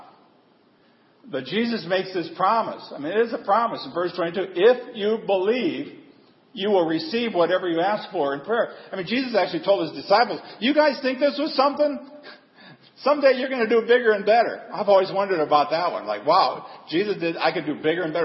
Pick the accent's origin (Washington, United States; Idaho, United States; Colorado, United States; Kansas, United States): Colorado, United States; also born or lived in Denver area; I grew up in, I was born in Colorado. And for a little while I lived near in the Denver area